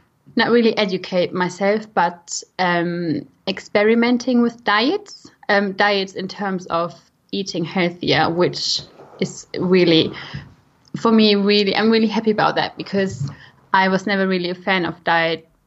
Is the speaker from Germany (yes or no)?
yes; Germany; accent: German; English is a second language; moved away as an adult; now in United Kingdom; I am from Germany originally. I now try that my German accent is not becoming too strong